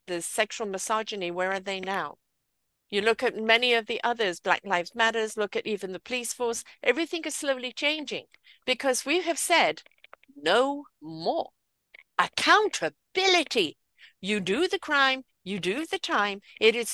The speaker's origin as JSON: {"language": "English", "country": "United Kingdom", "said": "I'm British. I have a different culture."}